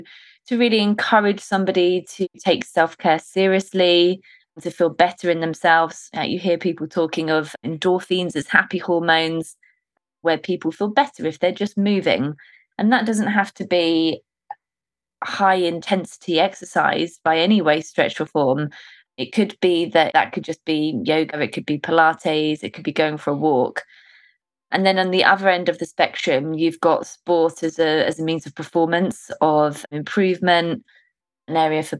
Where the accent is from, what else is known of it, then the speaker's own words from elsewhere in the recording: Suffolk, East of England, United Kingdom; moved away as an adult; now in London, United Kingdom; I grew up in a village in Suffolk, which is north of London.